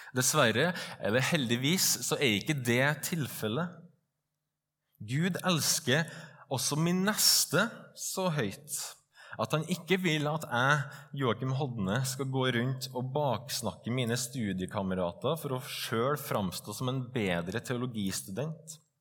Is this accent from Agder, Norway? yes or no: no; Trøndelag, Norway; also born or lived in Stovner, Oslo; now in Oslo, Norway; Jeg er en stolt trønder, stolt bondesønn og stolt ektemann